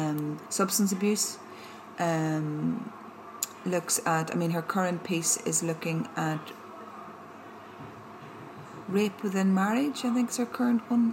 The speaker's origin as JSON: {"language": "English", "town": "Belfast", "region": "Northern Ireland", "country": "United Kingdom", "tie": "born or raised there", "said": "I grew up in Belfast and I was born in 1966 before the Troubles started."}